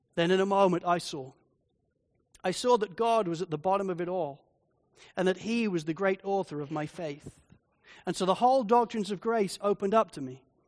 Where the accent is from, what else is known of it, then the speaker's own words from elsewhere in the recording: Spalding, East Midlands, United Kingdom; moved away as an adult; now in Australia; I was growing up in, in Spalding in Lincolnshire, in England, the whole area is completely flat.